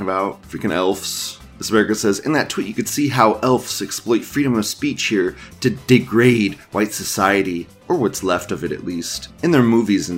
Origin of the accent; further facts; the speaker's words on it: United States; as an American dude